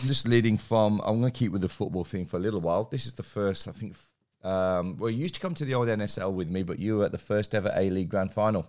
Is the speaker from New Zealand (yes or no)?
no; England, United Kingdom; now in Australia; I grew up in England